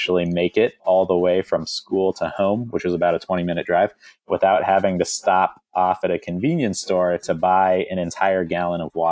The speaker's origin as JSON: {"language": "English", "region": "Southern California", "country": "United States", "tie": "born or raised there", "said": "I grew up in Southern California"}